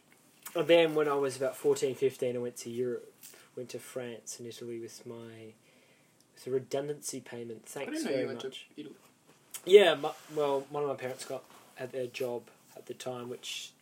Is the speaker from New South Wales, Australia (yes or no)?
no; Melbourne, Victoria, Australia; I was born in East Melbourne